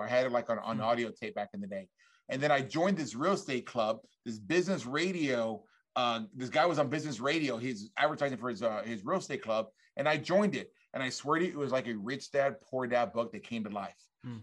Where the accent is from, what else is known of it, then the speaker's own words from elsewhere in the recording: South Texas, United States; I grew up in South Texas